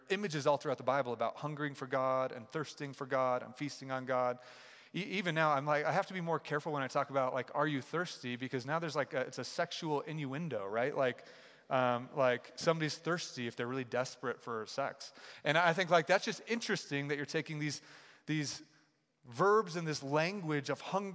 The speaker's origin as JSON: {"language": "English", "town": "Kansas City", "region": "Missouri", "country": "United States", "also_born_or_lived": "Chicago, Illinois", "moved": "yes", "lives_now": "Denver, United States", "said": "I'm from Kansas City"}